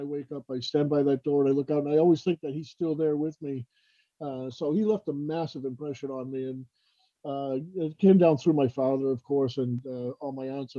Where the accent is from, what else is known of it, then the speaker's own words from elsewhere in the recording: Lynn, Massachusetts, United States; growing up in Lynn and just north of Boston, obviously the Red Sox were our team